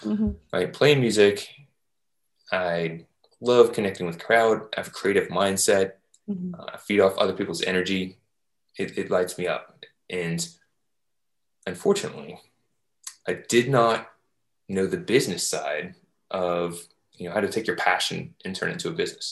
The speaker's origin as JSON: {"language": "English", "town": "Louisville", "region": "Kentucky", "country": "United States", "tie": "born or raised there", "moved": "as an adult", "lives_now": "Jacksonville, United States", "said": "I was raised in Louisville, Kentucky"}